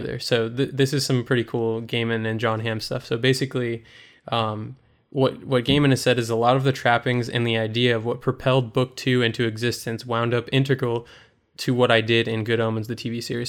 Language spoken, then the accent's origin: English; United States; as an American audience member, I'm so used to seeing American films and American T V shows